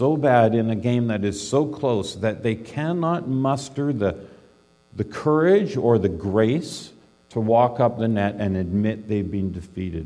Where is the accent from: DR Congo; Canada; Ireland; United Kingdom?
Canada; British Columbia; I grew up in British Columbia